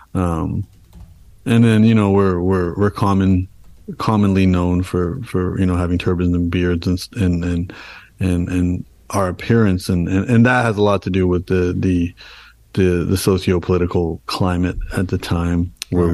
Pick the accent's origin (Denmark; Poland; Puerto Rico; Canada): Canada; being born and raised in Canada, my parents came to Canada and then I was born in Canada.